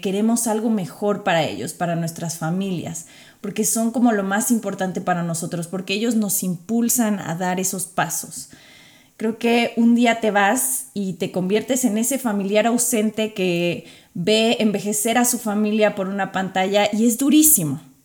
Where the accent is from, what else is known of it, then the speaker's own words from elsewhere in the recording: Mexico; first language Spanish; moved away as an adult; also born or lived in Qatar; now in United States; Ya he estado viviendo fuera de México hace varios años